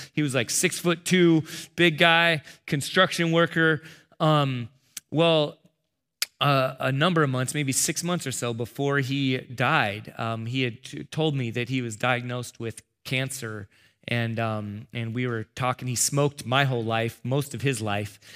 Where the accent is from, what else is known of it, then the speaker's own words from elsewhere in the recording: San Diego, California, United States; I'm from San Diego